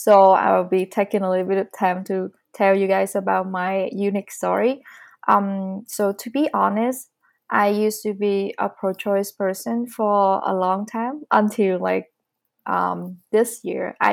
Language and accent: English; Vietnam; English is a second language; moved away as an adult; now in Calgary, Canada; I'm coming from Vietnam. I've been living in Canada for almost 4 years.